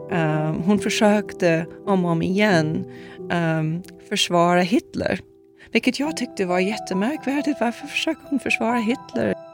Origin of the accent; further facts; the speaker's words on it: Brazil; moved away; Jag föddes i Brasilien 1967.